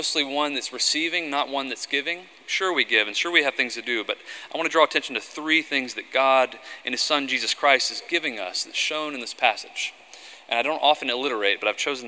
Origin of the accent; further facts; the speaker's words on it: the South, United States; I grew up in the South